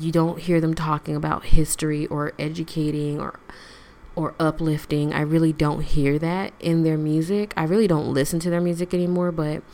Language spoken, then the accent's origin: English; Florida, United States; now in San Diego, United States; I was born in Florida and I was raised in Florida